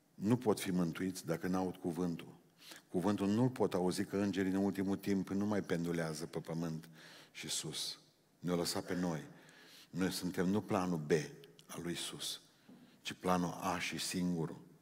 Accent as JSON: {"language": "Romanian", "country": "Romania", "said": "Noi suntem specialiști români în creșterea copiilor altora"}